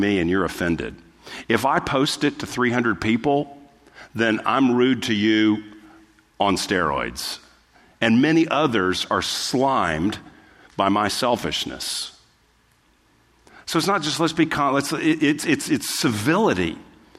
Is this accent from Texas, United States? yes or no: yes; Texas, United States; we're from the South, or we're from Texas, and so we kind of grew up with our manners